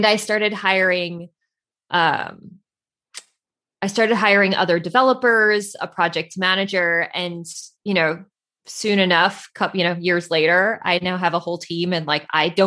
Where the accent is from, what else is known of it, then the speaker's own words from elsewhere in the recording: Central New Jersey, United States; So I grew up in New Jersey, about an hour outside of New York City. So like, I would say like Central Jersey